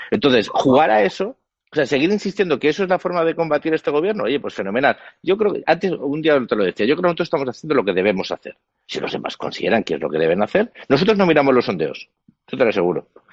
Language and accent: Spanish; Spain; yo como español